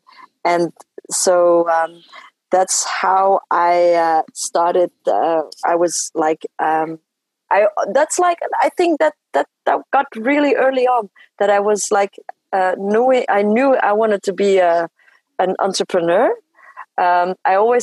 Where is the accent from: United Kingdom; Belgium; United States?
Belgium; first language French; English is a second language; I come from a family who were migrants in Belgium. Mm-hmm. So I grew up speaking French